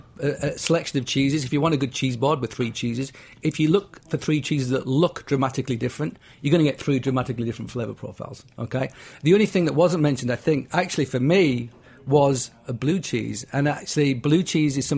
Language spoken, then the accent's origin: English; England, United Kingdom; moved away; I'm English